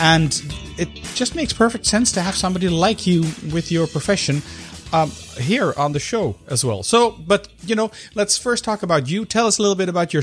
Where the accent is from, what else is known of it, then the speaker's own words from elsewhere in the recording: Amsterdam, North Holland, Netherlands; Amsterdam, which is the capital of the Netherlands, the city where I was actually born.